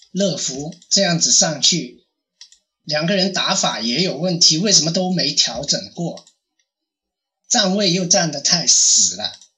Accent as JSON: {"language": "Chinese", "country": "China", "said": "我们大陆这边普通话或者广， 广东话"}